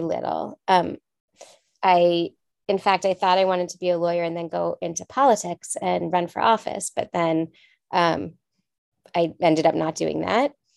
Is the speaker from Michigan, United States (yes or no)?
no; Los Angeles, California, United States; also born or lived in France; I grew up in Los Angeles